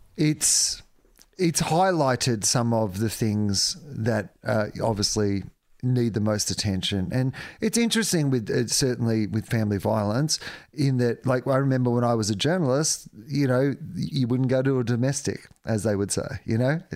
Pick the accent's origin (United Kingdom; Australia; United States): Australia; as an Australian public